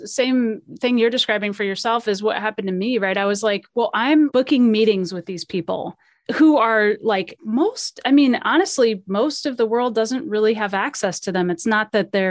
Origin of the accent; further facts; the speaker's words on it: California, United States; born there; I was born in, you know, I was born in California.